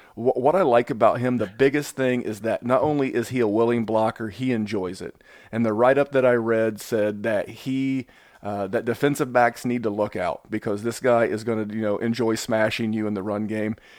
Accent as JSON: {"language": "English", "town": "Indianapolis", "region": "Indiana", "country": "United States", "tie": "born or raised there", "said": "Indy in, in just a couple of weeks here in, in my hometown"}